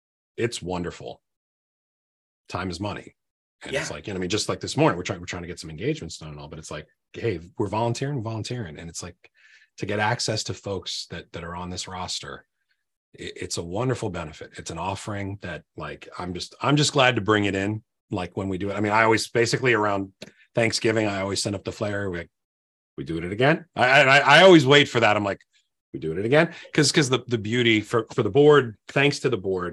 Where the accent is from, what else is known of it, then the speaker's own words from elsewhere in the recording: Virginia, United States; I'm from Virginia.